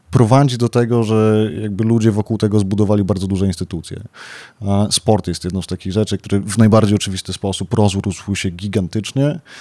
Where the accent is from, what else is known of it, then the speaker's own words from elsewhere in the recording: Białystok, Podlaskie Voivodeship, Poland; moved away; jestem z Białego Stoku, wobec czego po wielu latach powróciłem do swojego rodzinnego miasta